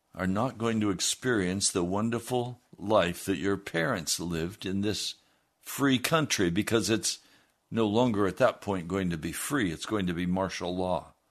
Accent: United States; as Americans

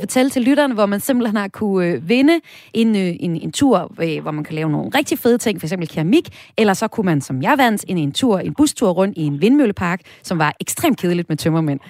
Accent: North Jutland, North Denmark Region, Denmark; Jeg kommer selv fra Nordjylland

